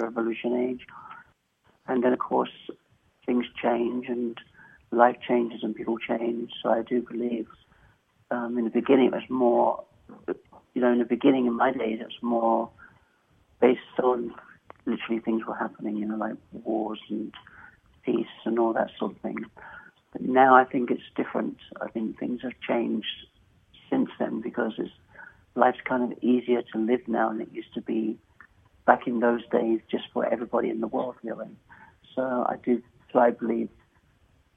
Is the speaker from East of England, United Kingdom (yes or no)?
yes; Essex, East of England, United Kingdom; now in Kingsport, United States; I grew up in England, in Essex, in the culture, the armor barracks